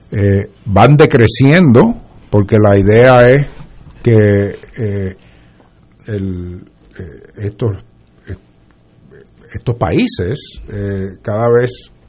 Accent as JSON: {"language": "Spanish", "country": "Puerto Rico"}